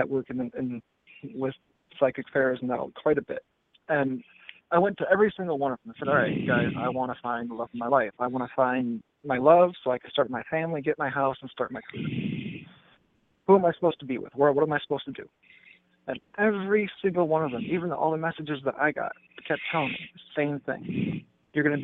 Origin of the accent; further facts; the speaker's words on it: Port Huron, Michigan, United States; moved away as an adult; I'm originally from Michigan, from Port Huron, Michigan